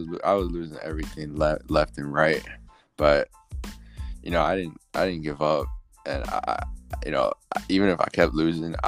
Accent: Chicago, Illinois, United States; I'm from Chicago. I was born in the suburbs. Then I moved to Chicago when I was like 14.

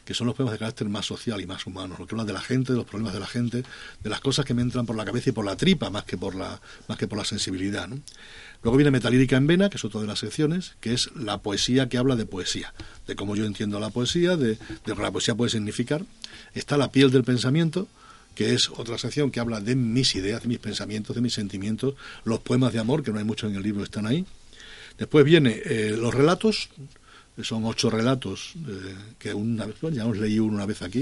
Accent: Almendralejo, Extremadura, Spain; moved away; Almendralejo es mi pueblo

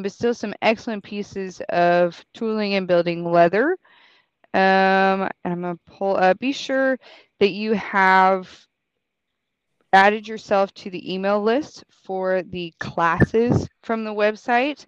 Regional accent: Colorado, United States; I'm from Colorado

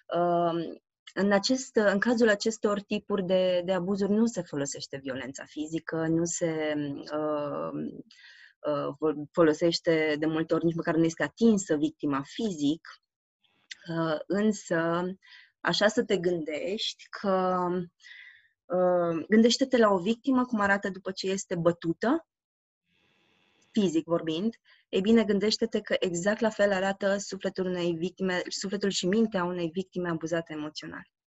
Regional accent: Romania; am crescut în România

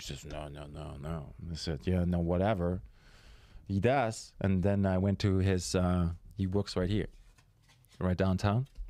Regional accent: Germany; moved away; I'm from Germany

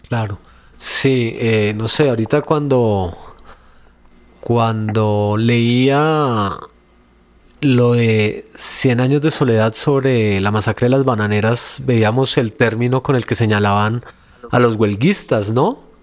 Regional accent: Colombia

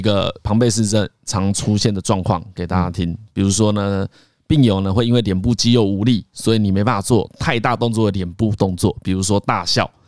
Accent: Changhua County, Taiwan; 我彰化人嘛

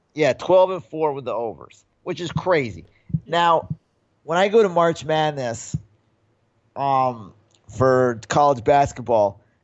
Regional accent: New York, United States; I grew up in New York

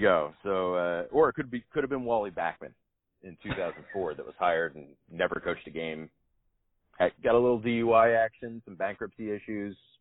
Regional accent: Ohio, United States; moved away as an adult; now in Los Angeles, United States; Midwesterner, uh, born and raised in Ohio

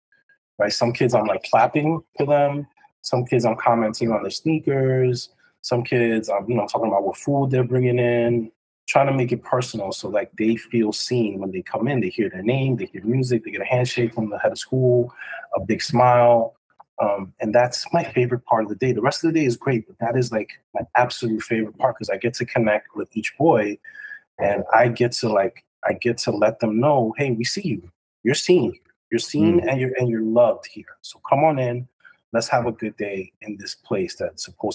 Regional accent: New York City, New York, United States; also born or lived in Westchester; growing up in New York City in Washington Heights

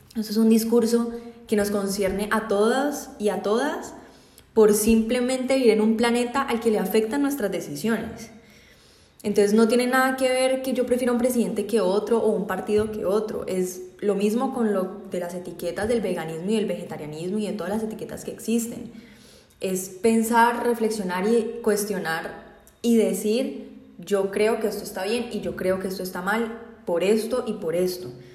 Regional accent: Colombia; hubo muchas marchas indígenas en mi país

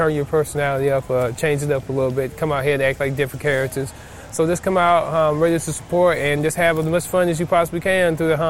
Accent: Atlanta, Georgia, United States; We're from Atlanta, Georgia.

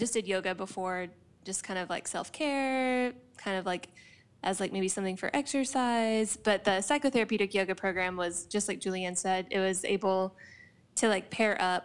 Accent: Blue Ridge, Texas, United States; I'm from Blue Ridge, which is about an hour and 15 minutes northeast of Dallas

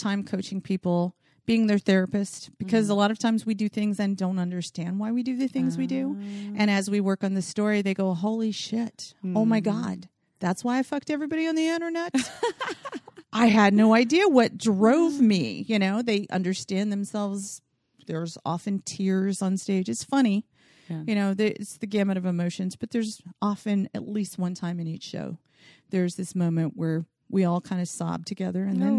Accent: the South, United States; And I'm from the South and I can't say it right, but I just always love the word.

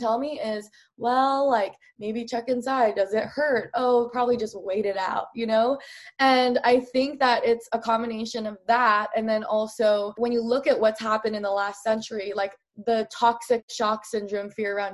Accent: Oregon, United States; I grew up in Oregon

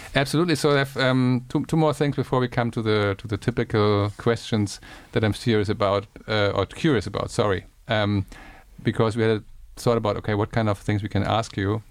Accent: Germany; I'm from Germany and I'm from a part of Germany with a lot of rain and bad weather

